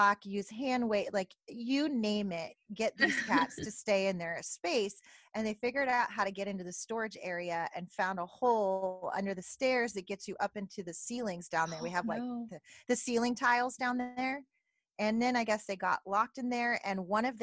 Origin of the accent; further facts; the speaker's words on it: Northern California, United States; I'm from California, and my parents had some property, different homes in my hometown. And I'm from Northern California